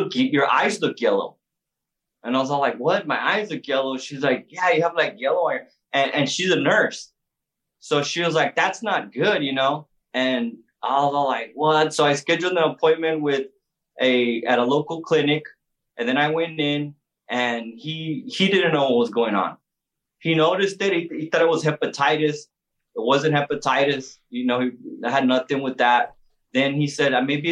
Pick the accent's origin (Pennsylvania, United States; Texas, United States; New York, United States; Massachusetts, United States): Texas, United States; El Paso; also born or lived in San Antonio / Houston; I'm originally from El Paso, Texas.